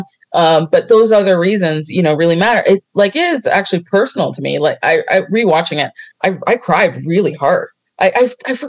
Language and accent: English; Toronto, Ontario, Canada; I'm from Toronto, you know, and specifically Scarborough